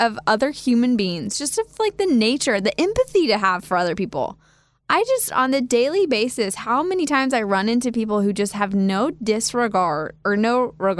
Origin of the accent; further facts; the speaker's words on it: Kansas, United States; moved away as an adult; also born or lived in Wichita, Kansas / Manhattan, Kansas; now in Nashville, United States; how you and I growing up in Kansas and living there for so long